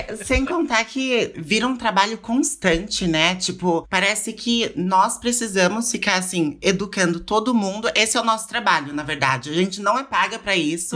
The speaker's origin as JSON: {"language": "Portuguese", "region": "São Paulo", "country": "Brazil", "moved": "yes", "lives_now": "Lausanne, Switzerland", "said": "Eu moro na Suíça atualmente, mas eu sou de São Paulo, da capital"}